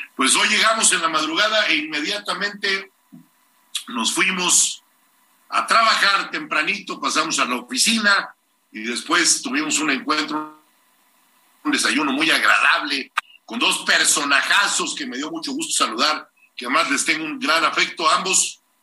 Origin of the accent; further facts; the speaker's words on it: Mexico; yo sí me siento muy orgulloso de haber nacido en esta tierra, un país que lo tiene absolutamente todo. El mejor país del mundo se llama México